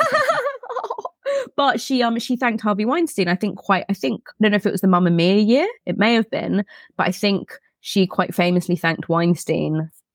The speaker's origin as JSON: {"language": "English", "region": "England", "country": "United Kingdom", "said": "we're English"}